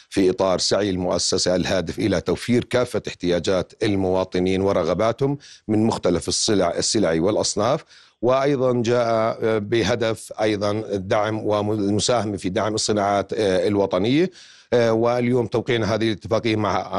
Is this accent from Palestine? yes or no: yes; Palestine; now in Lebanon; وبالاخص احنا فلسطينيين بالذات عارف عن فرص العمل محدده وقليله جدا بالنسبه للدوله اللبنانيه